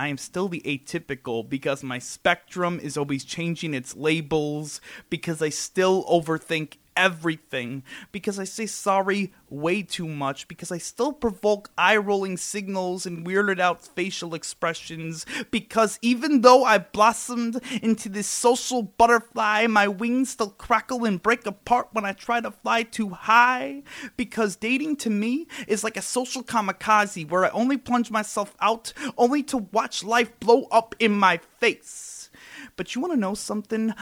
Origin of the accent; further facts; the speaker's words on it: New York City, New York, United States; I'm from Brooklyn